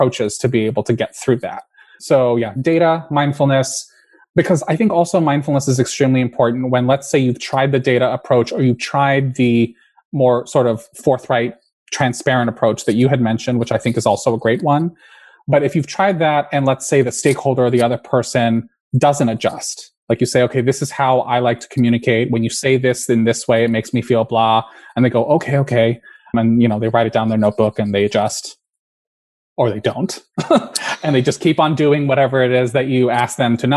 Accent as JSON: {"language": "English", "region": "California", "country": "United States", "tie": "born or raised there", "said": "I was raised in California"}